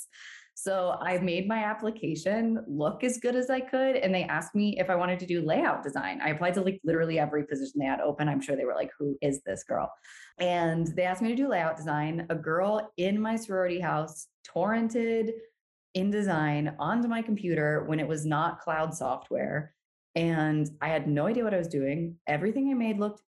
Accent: Brevard, North Carolina, United States; I also grew up in Brevard, North Carolina, where the music festival is

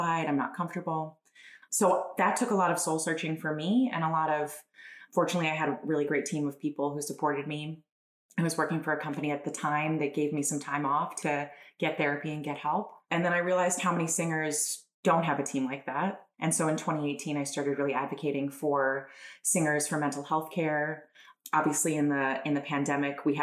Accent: Long Island, New York, United States; moved away as an adult; also born or lived in Italy; now in Wilmington, United States; I'm originally from Long Island, New York. I now live in Wilmington, Delaware

